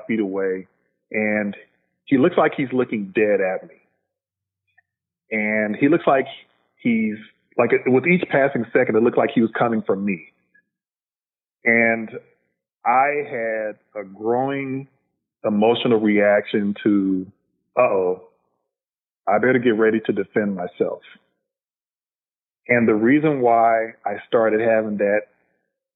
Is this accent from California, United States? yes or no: yes; Los Angeles, California, United States; I'm a L.A. native, African-American man, still live in Los Angeles to this day, born and raised in South Central L.A.